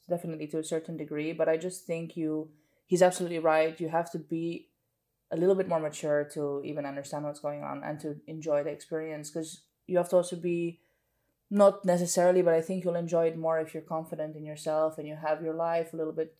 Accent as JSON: {"language": "English", "town": "Amsterdam", "region": "North Holland", "country": "Netherlands", "tie": "born or raised there", "also_born_or_lived": "Marbella, Spain", "said": "growing up in Amsterdam, the city center"}